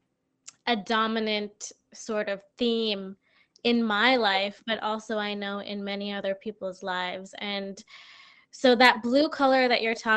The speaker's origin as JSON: {"language": "English", "region": "New Jersey", "country": "United States", "also_born_or_lived": "Brooklyn, New York / Massachusetts", "moved": "yes", "lives_now": "Springfield, United States", "said": "I'm originally from New Jersey. So I before coming to Massachusetts, I was living in Brooklyn"}